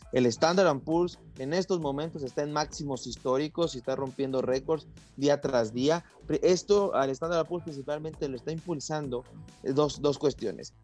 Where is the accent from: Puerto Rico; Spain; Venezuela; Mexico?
Mexico; nosotros como mexicanos